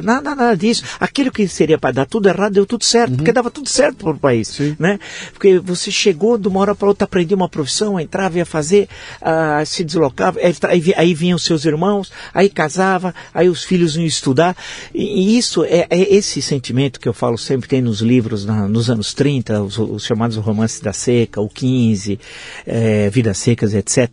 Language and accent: Portuguese; Santo André, São Paulo, Brazil; also born or lived in São José do Rio Preto, Brazil; eu crescia, eu já tinha nove anos, cresci lá em Santo André